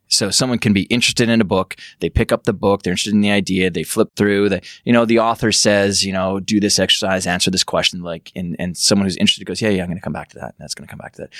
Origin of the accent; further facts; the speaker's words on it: Medicine Hat, Alberta, Canada; I'm from Western Canada, grew up on a big farm and ranch outside of Medicine Hat, Alberta, in middle of nowhere